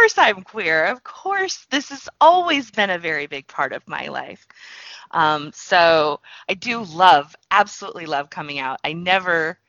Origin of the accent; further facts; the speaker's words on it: Texas, United States; I grew up in Texas in the U.S.